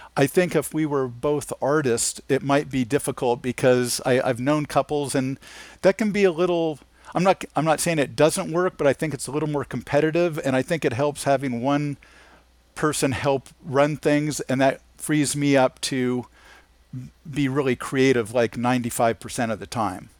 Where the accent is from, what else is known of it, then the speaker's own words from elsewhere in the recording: Anaheim, California, United States; I grew up in Anaheim, California